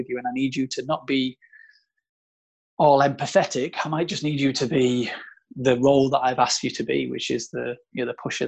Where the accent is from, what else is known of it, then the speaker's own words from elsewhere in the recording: South Africa; moved away; we're both from South Africa. Like, pretty much all my family are from South Africa